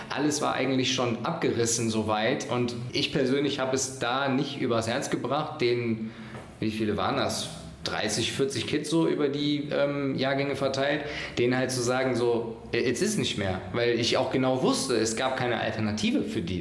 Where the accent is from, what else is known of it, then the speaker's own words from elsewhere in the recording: Mönchengladbach, North Rhine-Westphalia, Germany; ich komme hier aus Gladbach